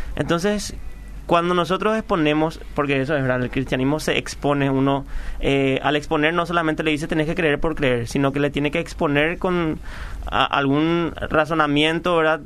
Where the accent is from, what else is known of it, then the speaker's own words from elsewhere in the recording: Paraguay; cuando decimos que somos paraguayos